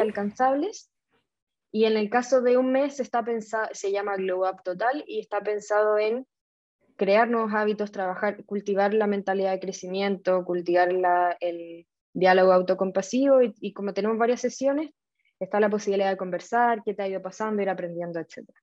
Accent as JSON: {"language": "Spanish", "country": "Chile", "said": "yo soy chilena"}